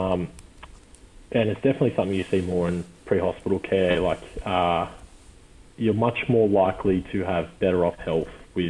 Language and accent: English; the Shire, New South Wales, Australia; growing up in the Shire, like, you, it's a very, very sheltered life